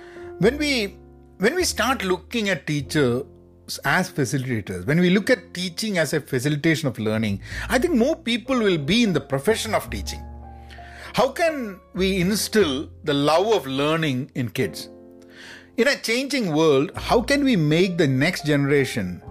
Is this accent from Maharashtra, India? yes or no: no; Kozhikode, Kerala, India; I was at a teacher's training institute in my hometown in Calicut